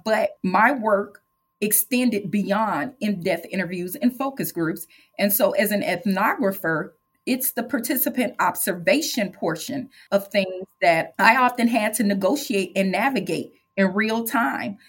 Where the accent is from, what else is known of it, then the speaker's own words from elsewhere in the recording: St. Louis, Missouri, United States; I am Black, born and raised in St. Louis